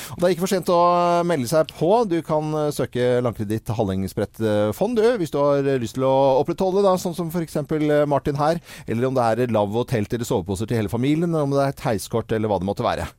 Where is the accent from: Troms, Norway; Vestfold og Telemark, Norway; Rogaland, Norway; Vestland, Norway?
Vestland, Norway; Lærdal; Eh, jeg er fra Sogn. Lærdal i Sogn